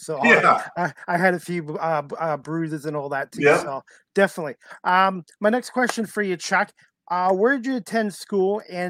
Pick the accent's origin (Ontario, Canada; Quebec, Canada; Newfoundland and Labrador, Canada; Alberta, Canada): Ontario, Canada; Oakville; I grew up in Oakville, which is a suburb of Toronto in the 70s.